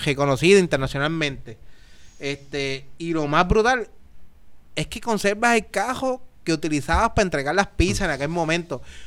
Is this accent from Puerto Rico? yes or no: yes; Naranjito, Puerto Rico; Yo soy de Naranjito